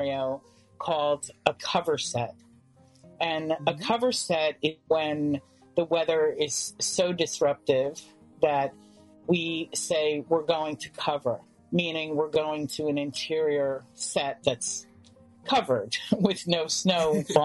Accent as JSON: {"language": "English", "town": "New York City", "region": "New York", "country": "United States", "tie": "born or raised there", "said": "growing up in Manhattan"}